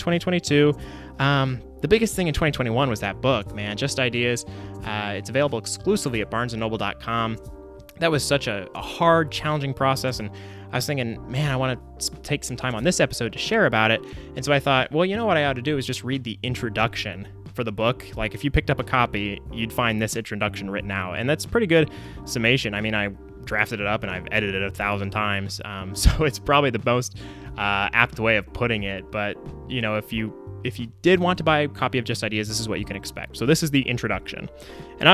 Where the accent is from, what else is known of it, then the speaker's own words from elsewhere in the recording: Tulsa, Oklahoma, United States; now in Oklahoma City, United States; I was born and raised in Tulsa